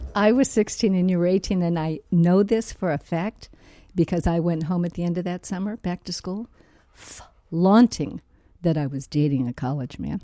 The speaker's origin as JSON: {"language": "English", "town": "San Francisco", "region": "California", "country": "United States", "said": "I'm originally from San Francisco"}